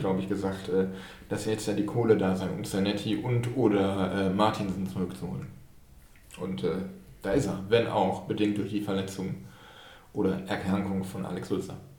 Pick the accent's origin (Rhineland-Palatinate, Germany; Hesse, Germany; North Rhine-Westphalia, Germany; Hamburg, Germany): North Rhine-Westphalia, Germany; Dortmund; komme aus dem Ruhrgebiet, geboren in Dortmund.